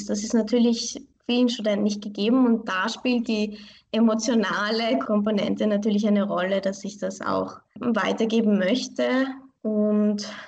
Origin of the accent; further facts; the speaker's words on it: Vienna, Austria; ich fühle mich wirklich als Wienerin. Ich bin hier geboren und aufgewachsen. Meine Beziehung zu Iran, meine, meine Wurzeln, das ist für mich wie eine Bereicherung in meinem Leben.